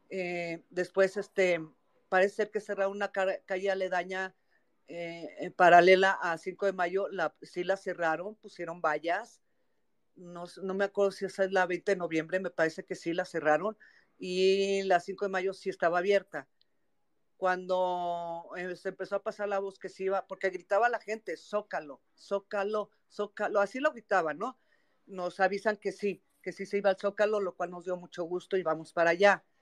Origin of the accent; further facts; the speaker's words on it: Mexico; me queda el orgullo que como mexicana sigo siendo, haciendo algo por mi país.